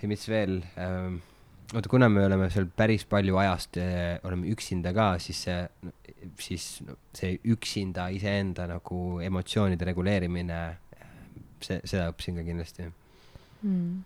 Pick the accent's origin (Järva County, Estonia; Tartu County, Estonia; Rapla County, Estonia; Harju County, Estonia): Rapla County, Estonia; Märjamaa; now in Tallinn, Estonia; ma olen Märjamaalt pärit